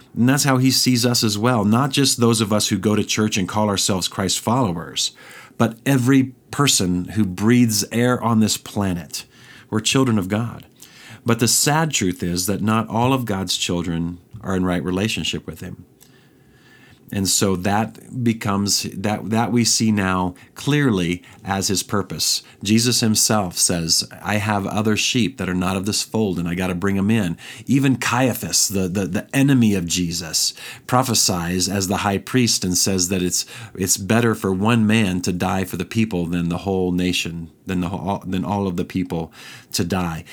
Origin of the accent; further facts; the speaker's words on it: Brazil, Indiana, United States; moved away; there's lots of corn around where I grew up in Indiana there, around Terre Haute, Brazil, Indiana